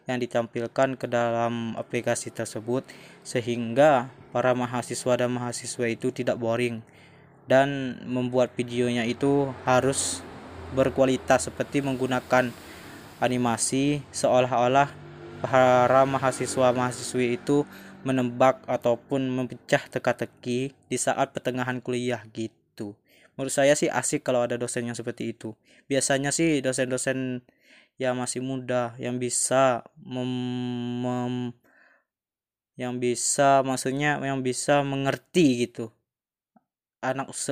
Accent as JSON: {"language": "Indonesian", "town": "Gegas", "region": "Bangka Belitung Islands", "country": "Indonesia", "said": "Asal saya Desa Gegas, Kecamatan Gegas, Kabupaten Bangka Selatan."}